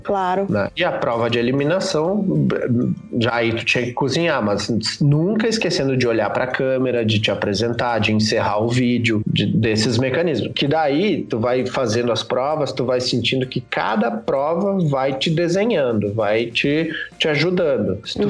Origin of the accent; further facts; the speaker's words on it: Santa Maria, Rio Grande do Sul, Brazil; now in São Paulo, Brazil; fui pra Santa Maria só pra recuperar o sotaque